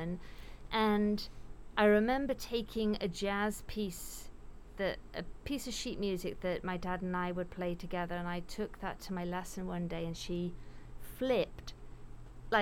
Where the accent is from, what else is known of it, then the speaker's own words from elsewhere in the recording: Wales, United Kingdom; growing up in Wales, the nice thing about that was, you know, every year in school, there were always these Eisteddfods